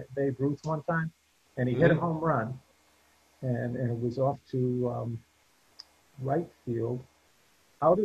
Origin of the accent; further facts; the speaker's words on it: Bristol, Connecticut, United States; my hometown here in Bristol